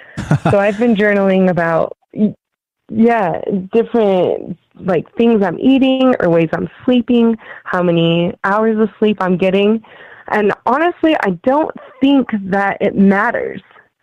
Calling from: Utah, United States; I'm calling from Utah.

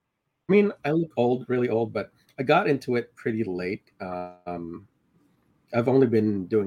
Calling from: Glen Allen, Virginia, United States; Glen Ellyn, Virginia, which is a little bit off Richmond.

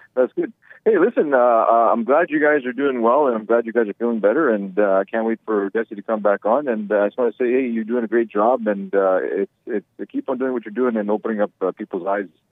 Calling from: Manitoba, Canada; I'm calling from Communist Canada

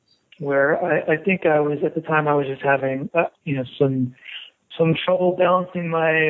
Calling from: Portland, Oregon, United States; I'm calling you from Portland, Oregon.

